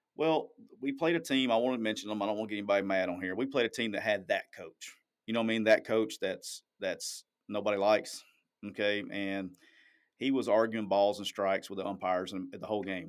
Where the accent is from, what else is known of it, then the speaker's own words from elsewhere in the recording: Alabama, United States; I'm from Alabama.